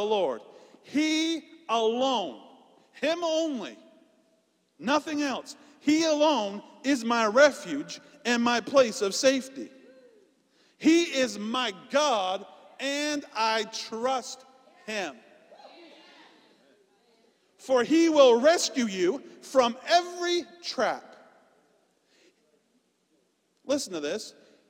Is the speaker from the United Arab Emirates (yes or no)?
no; Canada; now in United States; I'm Canadian.